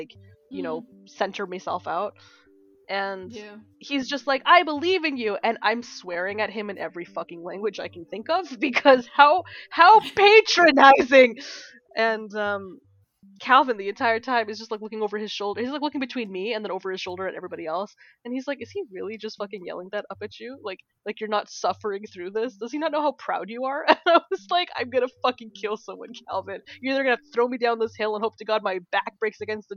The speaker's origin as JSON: {"language": "English", "country": "Canada", "said": "as a Canadian"}